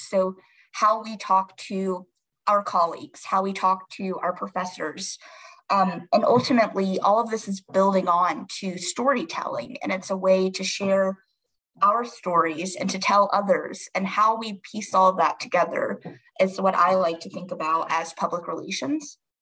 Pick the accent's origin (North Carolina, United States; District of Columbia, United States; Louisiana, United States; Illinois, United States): North Carolina, United States; moved away as an adult; now in Washington, D.C., United States; I am from a smaller town in North Carolina. I grew up there